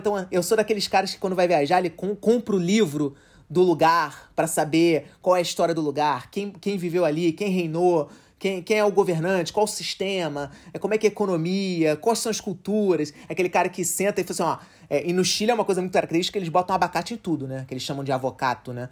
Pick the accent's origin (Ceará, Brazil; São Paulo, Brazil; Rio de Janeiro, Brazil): Rio de Janeiro, Brazil; a gente é do Rio